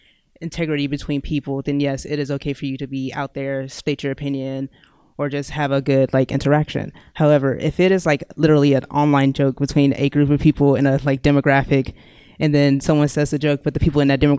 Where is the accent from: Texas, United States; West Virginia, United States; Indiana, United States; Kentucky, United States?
Texas, United States; Irving; I am from Irving, Texas. Which is in Dallas County.